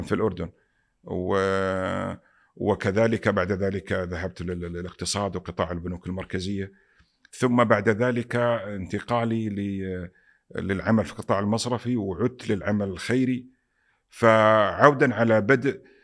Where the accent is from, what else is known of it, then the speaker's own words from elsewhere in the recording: Saudi Arabia; also born or lived in Pakistan; انا سعودي